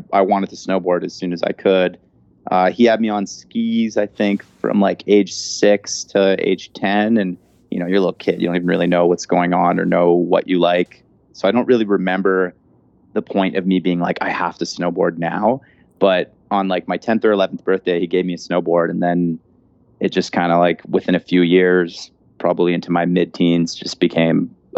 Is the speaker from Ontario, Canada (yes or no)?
no; Vancouver, British Columbia, Canada; now in Whistler, Canada; So I grew up in Vancouver, British Columbia, and now I live in Whistler, British Columbia